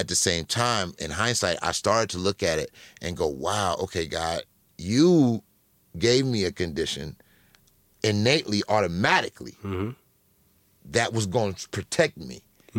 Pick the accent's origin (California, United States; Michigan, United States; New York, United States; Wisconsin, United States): California, United States; Los Angeles; And in my neighborhood of South Central at the time, there wasn't a lot of schools that had the materials to educate a kid with low vision.